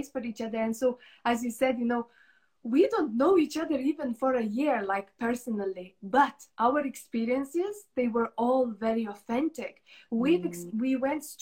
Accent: Lithuania; moved away as an adult; when I left Lithuania, when I moved away from my home country

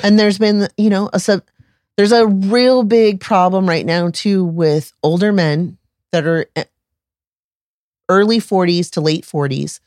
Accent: Tampa Bay area, Florida, United States; I'm from the Tampa Bay area

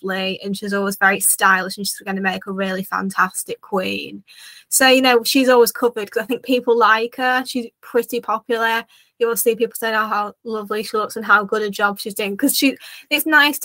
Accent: United Kingdom; as a Brit

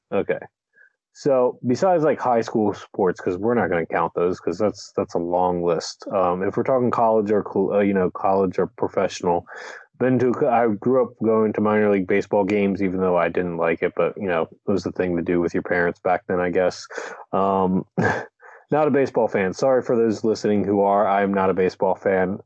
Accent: Delaware, United States; I grew up in Delaware.

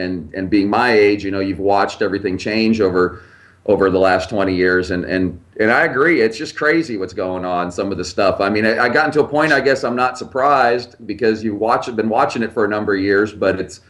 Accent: Mukilteo, Washington, United States; now in Charlotte, United States; I grew up just outside Seattle when I was young. That's kind of where I grew up, in a place called Mukilteo, just north of Seattle.

